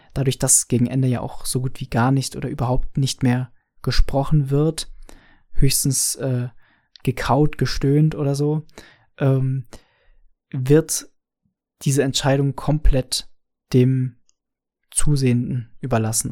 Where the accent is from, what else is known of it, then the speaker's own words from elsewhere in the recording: Franconia, Bavaria, Germany; ich als Franke